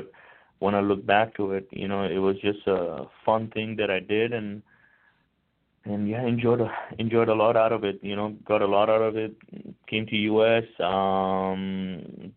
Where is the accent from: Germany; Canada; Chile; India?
India; moved away; I'm originally from India